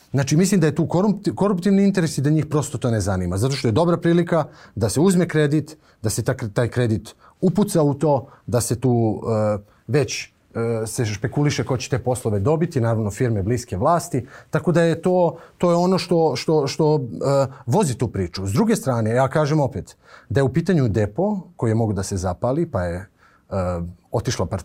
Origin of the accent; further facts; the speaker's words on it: Kraljevo, Raška District, Serbia; now in Belgrade, Serbia; ja sam poreklom iz Kraljeva. Meni Beograd nije rodni grad.